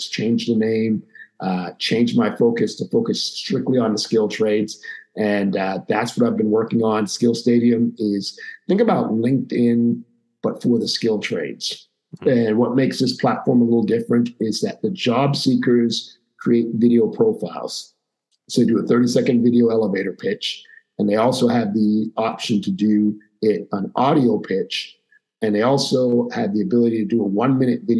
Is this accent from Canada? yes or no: yes; Montreal, Quebec, Canada; I grew up in Montreal, Quebec, Canada